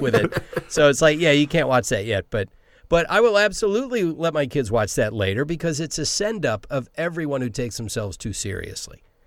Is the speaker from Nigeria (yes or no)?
no; Savannah, Georgia, United States; also born or lived in Silver Spring, Maryland; now in Los Angeles, United States; I grew up in Savannah, Georgia